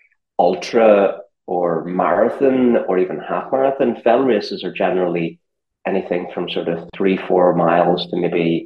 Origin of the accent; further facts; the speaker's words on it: just outside Belfast, Northern Ireland, United Kingdom; moved away as an adult; also born or lived in New York / Chamonix; now in London, United Kingdom; I'm from just outside Belfast in Northern Ireland